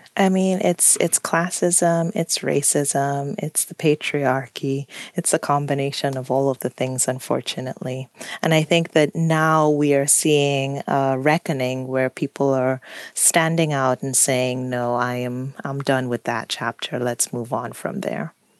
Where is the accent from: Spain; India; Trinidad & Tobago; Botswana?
Trinidad & Tobago; now in United States; I grew up on an island. I grew up in Trinidad and Tobago